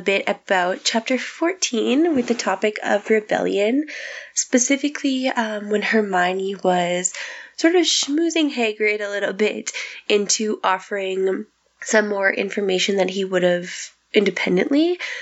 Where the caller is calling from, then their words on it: Saskatchewan, Canada; I'm calling from Saskatchewan, Canada